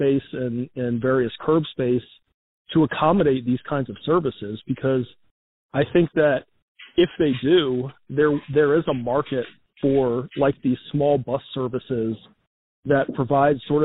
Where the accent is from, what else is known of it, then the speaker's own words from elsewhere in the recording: Charlottesville, Virginia, United States; my hometown of Charlottesville